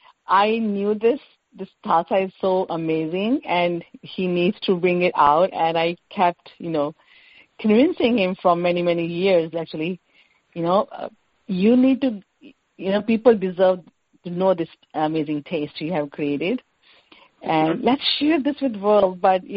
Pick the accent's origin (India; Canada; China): India; No, we are not Pakistani. We are from India.